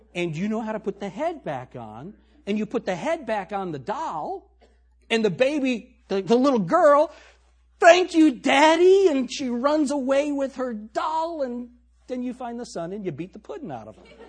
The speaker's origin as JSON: {"language": "English", "region": "the North", "country": "United States", "also_born_or_lived": "Tennessee", "moved": "yes", "lives_now": "Shelby County, United States", "said": "I'm a Yankee"}